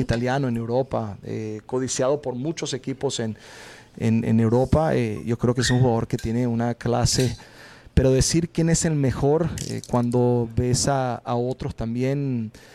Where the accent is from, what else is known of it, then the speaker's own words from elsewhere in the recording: Venezuela; moved away as an adult; now in Portland, United States; por haber crecido en mi país